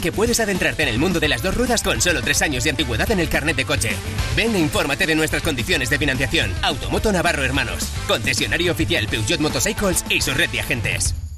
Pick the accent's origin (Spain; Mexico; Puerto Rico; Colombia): Spain; Huelva, Andalusia; desde Huelva, desde mi tierra